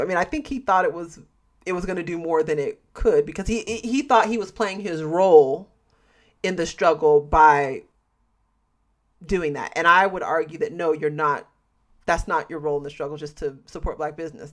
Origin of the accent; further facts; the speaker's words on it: United States; being American